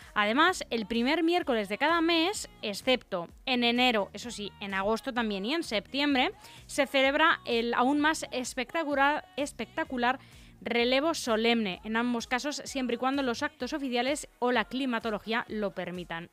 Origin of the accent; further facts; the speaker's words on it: Leganés, Community of Madrid, Spain; yo soy madrileña, bueno, yo soy pepinera